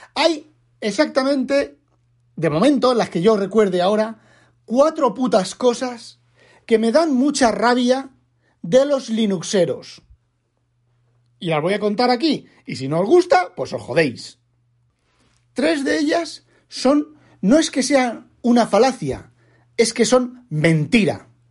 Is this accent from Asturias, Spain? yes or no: yes; Asturias, Spain; yo no sé hablar catalán, pero si los de Asturias